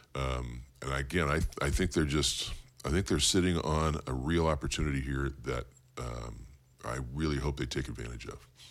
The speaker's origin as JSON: {"language": "English", "town": "Bakersfield", "region": "California", "country": "United States", "tie": "born or raised there", "also_born_or_lived": "San Jose", "said": "I was born in Bakersfield, born and raised in Bakersfield"}